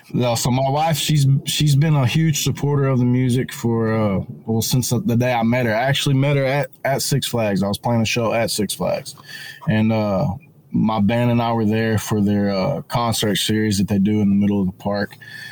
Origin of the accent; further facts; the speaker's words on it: Denison, Texas, United States; I'm from Denison, Texas.